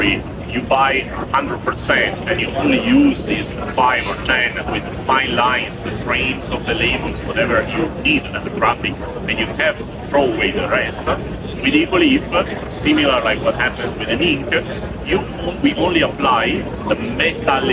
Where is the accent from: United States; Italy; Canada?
Italy; I come from Italy